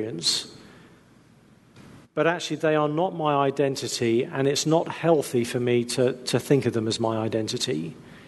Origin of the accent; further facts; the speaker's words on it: England, United Kingdom; We're English